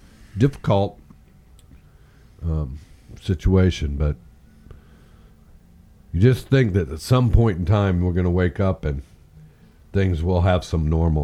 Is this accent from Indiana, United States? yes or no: yes; Indiana, United States; how I grew up in Indiana